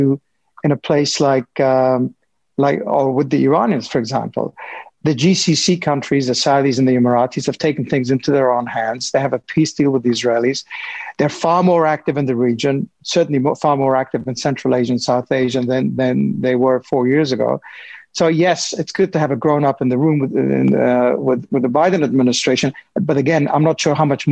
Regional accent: Afghanistan; my home country of Afghanistan

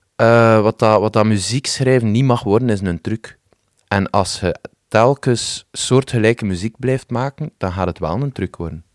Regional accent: West Flanders, Belgium; als West-Vlaming

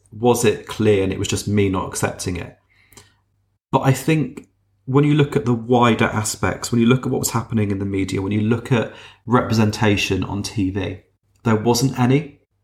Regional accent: Wiltshire, South West England, United Kingdom; I grew up down in Wiltshire

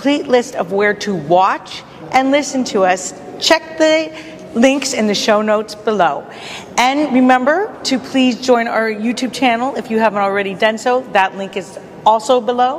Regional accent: Belleville, Ontario, Canada; I'm a Belleville girl

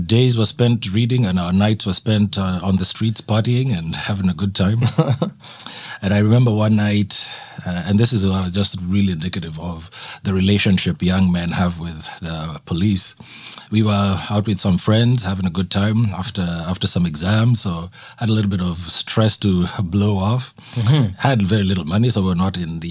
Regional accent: Kenya; moved away as an adult; also born or lived in Nairobi / Halifax, Canada; now in Esquimalt, Canada; growing up in Kenya

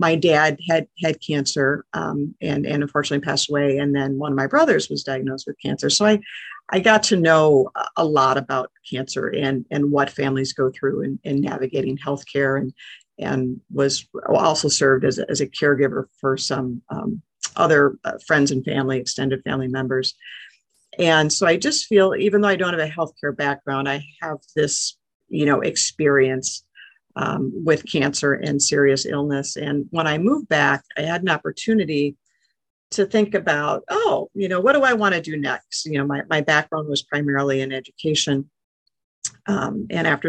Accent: Milwaukee, Wisconsin, United States; moved away as an adult; also born or lived in Seattle, Washington / Portland, Oregon; I used to live in the Milwaukee area. I actually graduated high school from the area

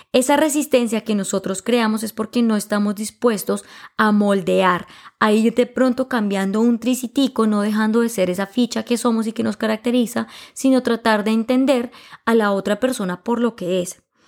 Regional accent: Colombia; yo sea colombiano

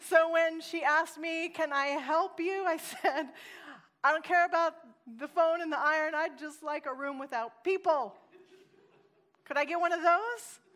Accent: Oregon, United States; now in California, United States; I'm actually from Oregon, and I'm a missionary to California

